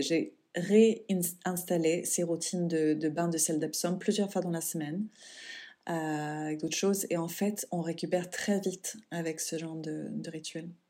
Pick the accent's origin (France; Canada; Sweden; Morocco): Sweden; moved away; mon pays natal, la Suède